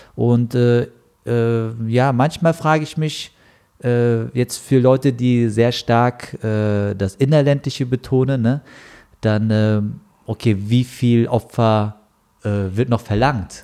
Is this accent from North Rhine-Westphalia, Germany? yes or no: no; Frankfurt, Hesse, Germany; ich bin halt Frankfurter